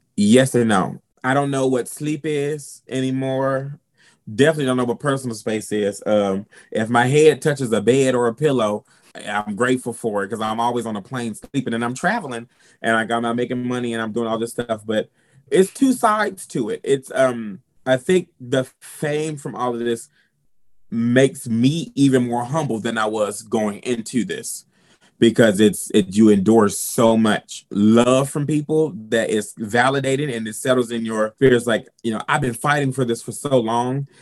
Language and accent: English; South Carolina, United States; I'm from South Carolina